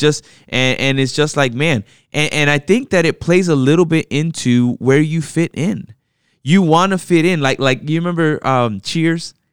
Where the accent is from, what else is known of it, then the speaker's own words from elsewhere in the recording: United States; I, myself, was born here in the States, you know, and raised in the States